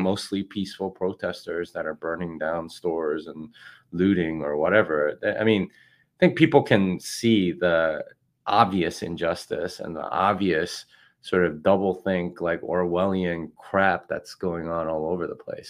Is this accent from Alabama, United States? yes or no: no; Texas, United States; I'm from Texas